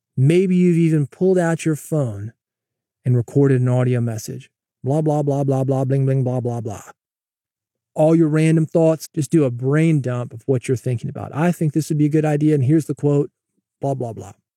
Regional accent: the South, United States; I'm from the South

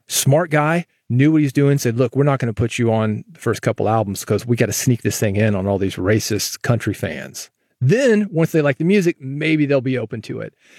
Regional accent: the South, United States; I'm from the South.

